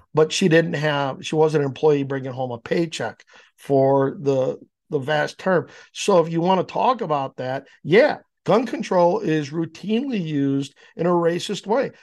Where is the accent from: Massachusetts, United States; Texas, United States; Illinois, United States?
Illinois, United States; Downers Grove; also born or lived in Naperville; now in Yorkville, United States; I grew up in Downers